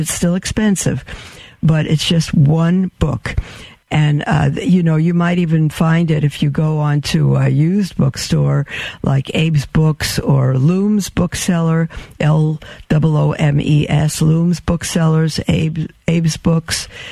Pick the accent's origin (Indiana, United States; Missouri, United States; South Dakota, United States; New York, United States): New York, United States; New York City; I was born in Brooklyn.